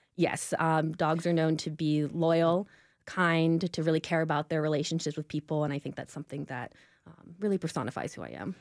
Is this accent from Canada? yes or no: no; Nashville, Tennessee, United States; I grew up here in Nashville